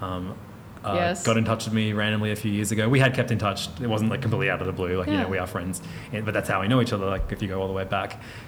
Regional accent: Hornsby, New South Wales, Australia; I grew up in Hornsby

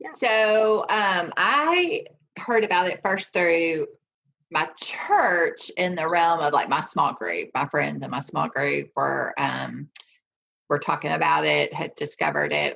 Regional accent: the South, United States; growing up in the South

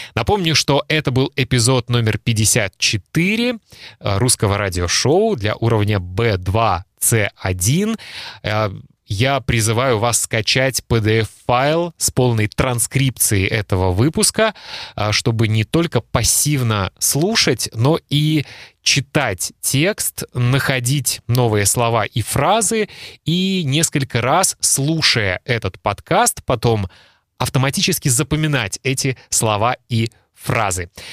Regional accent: Kaliningrad, Kaliningrad Oblast, Russia; Я родился в Калининграде и жил в Калининграде

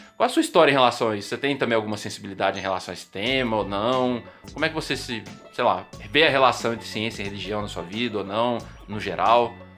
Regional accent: Pedro Leopoldo, Minas Gerais, Brazil; lá da minha cidade natal, Pedro Leopoldo

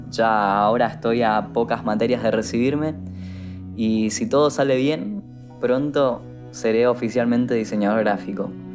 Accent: Corrientes, Argentina; moved away as an adult; now in Buenos Aires, Argentina; Yo soy de Corrientes y cruzaba todos los días a la provincia del Chaco a estudiar

